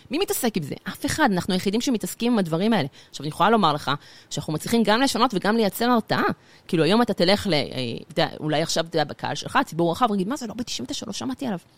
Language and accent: Hebrew; Gan Yavne, Central District, Israel; also born or lived in Beersheba; נולדתי בבאר שבע, גדלתי בגן יבנה, מי שמכיר חור קטן בין אשדוד לגדרה.